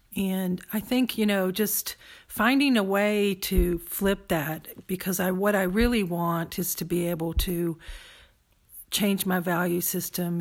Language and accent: English; United States; growing up in the United States